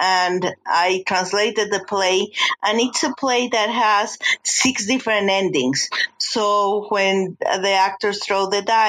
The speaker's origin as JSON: {"language": "English", "region": "Mexico City", "country": "Mexico", "moved": "as an adult", "lives_now": "Denver, United States", "said": "I'm from Mexico City."}